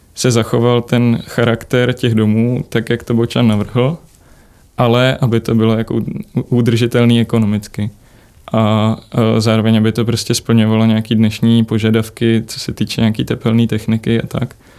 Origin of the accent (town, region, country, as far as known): Czechia